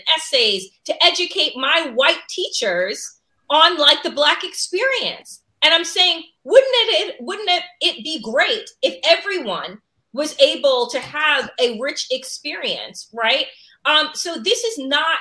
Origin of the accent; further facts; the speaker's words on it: Long Island, New York, United States; I grew up and I went to a Sachem School District. You're familiar with the Long Island Expressway, it's Exit 61.